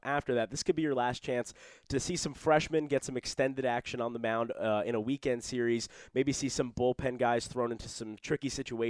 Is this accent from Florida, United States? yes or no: no; near New Rochelle, just outside New York City, United States; the Iona Gaels, who are from New Rochelle, New York, not too far from my hometown, just outside of New York City